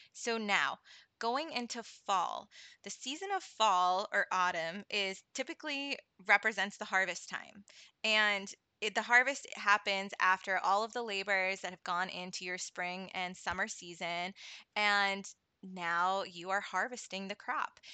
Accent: New England, United States; also born or lived in Florida; I've been in New England my whole life

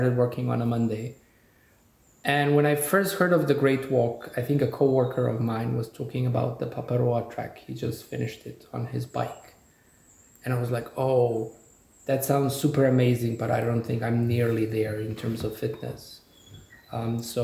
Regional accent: Slovenia; now in New Zealand; we come from Slovenia, we've got the stretch of the Alps.

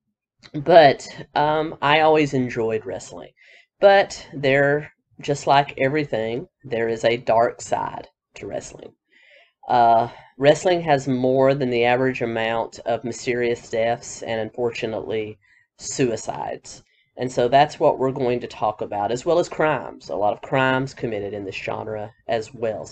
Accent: the South, United States; Growing up in the South, wrestling was a huge part of my life

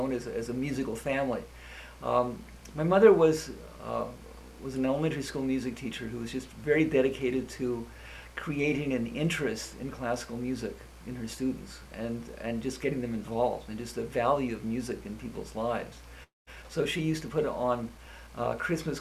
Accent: Montreal, Quebec, Canada; moved away as an adult; also born or lived in Thunder Bay, Ontario / Toronto / Ottawa / Alberta; I was born in Fort William, which is actually now Thunder Bay, which is just about right in the middle of the country. I grew up in Montreal

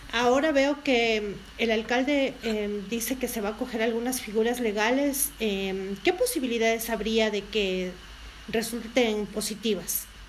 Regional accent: Quito, Pichincha, Ecuador; como quiteños

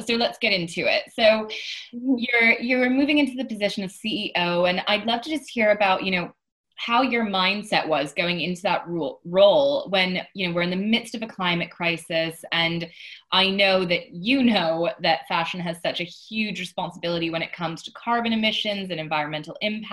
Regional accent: United States; moved away; my home country of America

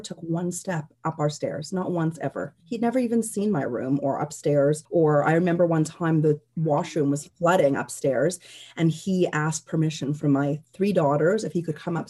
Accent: Canada; we're Canadian

